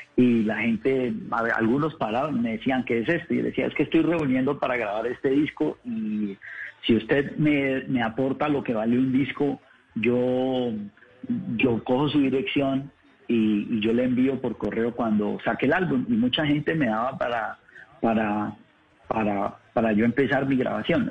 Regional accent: Colombia; moved away; also born or lived in Paris, France; yo soy de Colombia

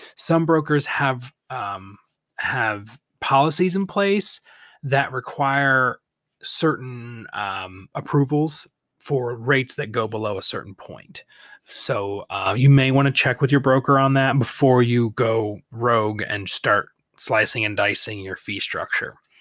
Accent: Michigan, United States; Lansing, Michigan, my home state.

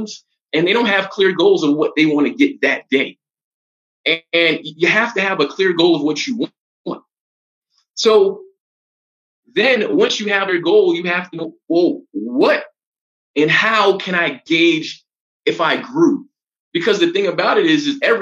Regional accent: New York City, New York, United States; moved away as an adult; now in Colombia; I'm originally from Brooklyn, New York, one of the five boroughs of New York City

